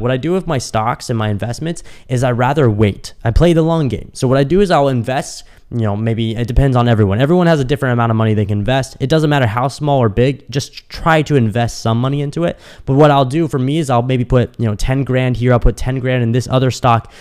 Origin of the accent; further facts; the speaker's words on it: Kansas City, United States; moved away as an adult; also born or lived in Dallas; now in Miami, United States; when I moved out of my parents' house, I moved from Kansas City to Dallas.